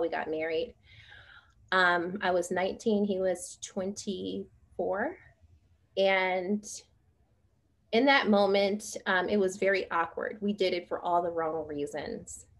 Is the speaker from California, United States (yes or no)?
yes; San Francisco, California, United States; I'm originally from San Francisco, the Bay Area, and I was brought up in a single parent household